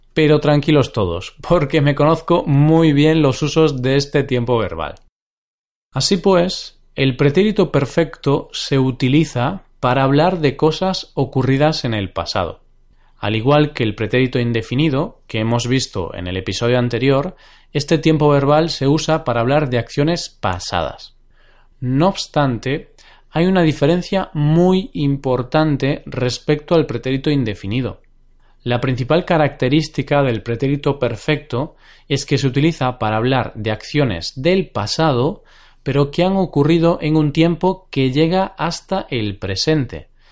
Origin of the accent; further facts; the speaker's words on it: Galicia, Spain; Y justamente es mi región natal. Yo soy gallego, he nacido en Galicia.